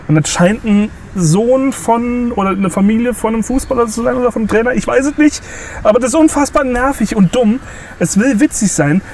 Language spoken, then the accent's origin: German; Saarland, Germany; now in Bavaria, Germany; ich komme zum Beispiel aus, aus dem Saarland